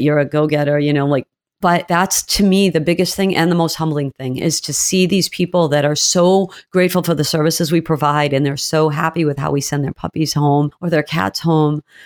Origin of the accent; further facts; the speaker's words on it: New England, United States; moved away as an adult; also born or lived in Georgia; I am from New England